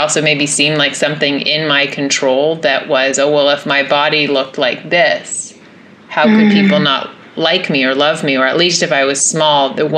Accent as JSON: {"language": "English", "town": "Los Angeles", "region": "California", "country": "United States", "tie": "born or raised there", "said": "growing up in Los Angeles"}